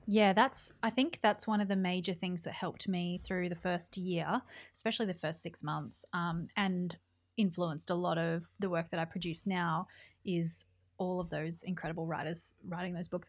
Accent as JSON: {"language": "English", "region": "New South Wales", "country": "Australia", "tie": "born or raised there", "moved": "as an adult", "lives_now": "Melbourne, Australia", "said": "I'm from New South Wales, and so my whole family's in New South Wales"}